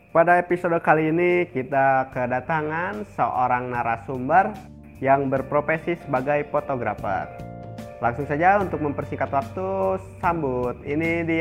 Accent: Bandung, West Java, Indonesia; born there; lahir di Bandung 11 Januari 1996.

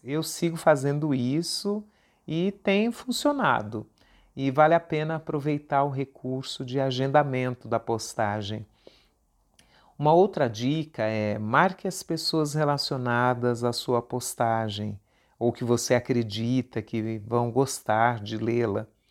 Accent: São Paulo, Brazil; USP Leste, a região de onde eu vim

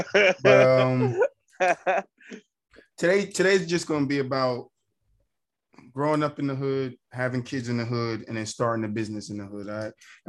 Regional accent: Jersey City, New Jersey, United States; the time that we grew up here in Jersey City.

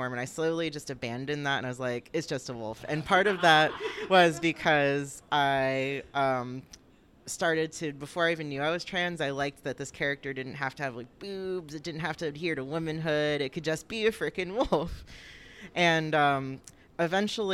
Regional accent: Florida, United States; I was born in Florida

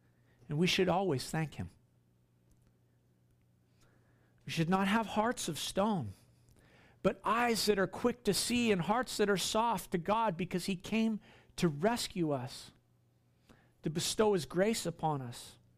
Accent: Queensland, Australia; You know, I grew up here on the Sunshine Coast.

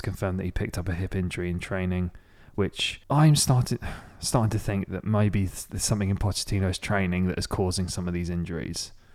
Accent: Maidstone, South East England, United Kingdom; My hometown is Maidstone, in the U K, which is about an, about fifty minutes south of London, central London.

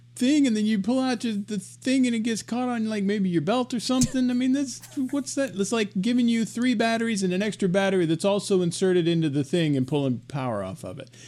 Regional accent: Arkansas, United States; I'm from Arkansas

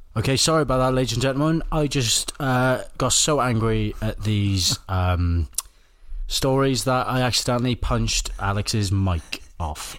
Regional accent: Welsh, Wales, United Kingdom; I'm Welsh

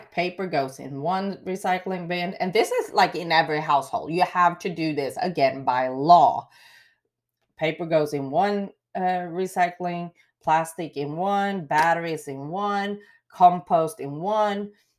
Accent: Sweden; English is a second language; now in Wills Point, United States; What I do miss is, like here in the town I live, Wills Point, growing up in Sweden, you are blessed and spoiled with tap water.

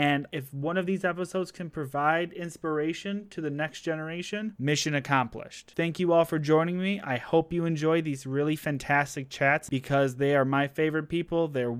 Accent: Detroit, Michigan, United States; Like, I'm from the East Side, and I did not live in that Detroit.

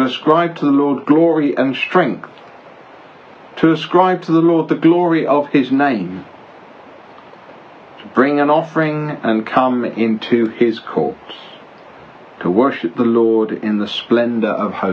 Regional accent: Belgium; now in United Kingdom; I grew up in Belgium

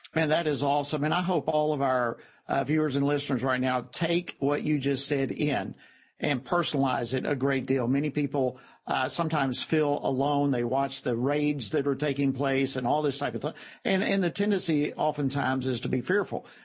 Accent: Georgia, United States; my home state of Georgia

